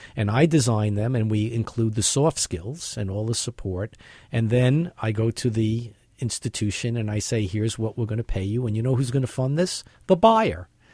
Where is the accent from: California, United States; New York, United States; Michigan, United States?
New York, United States; New York City; born or raised there